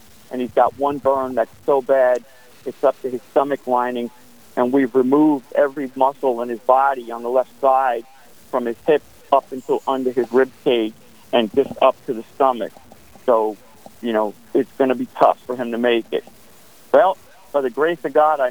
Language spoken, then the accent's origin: English; New York City, New York, United States; Born and raised in Staten Island, New York